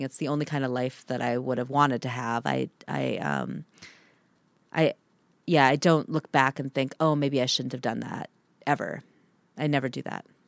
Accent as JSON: {"language": "English", "region": "Minnesota", "country": "United States", "tie": "born or raised there", "also_born_or_lived": "Antarctica", "moved": "as an adult", "said": "growing up in Minnesota"}